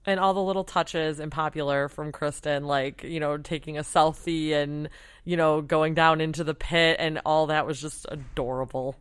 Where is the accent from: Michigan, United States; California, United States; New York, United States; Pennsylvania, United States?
Michigan, United States; moved away; I'm from Michigan and was home for Christmas